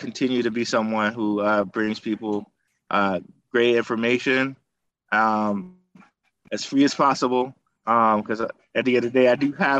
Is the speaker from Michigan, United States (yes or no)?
yes; Detroit, Michigan, United States; I'm from Detroit.